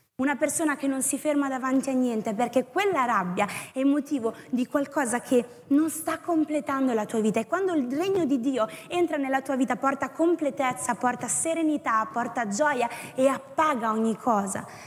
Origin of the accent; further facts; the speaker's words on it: Tuscany, Italy; sono toscana